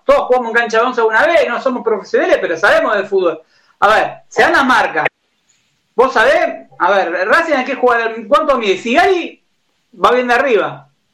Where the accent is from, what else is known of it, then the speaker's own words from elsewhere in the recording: Argentina; Yo nací en Villa Grey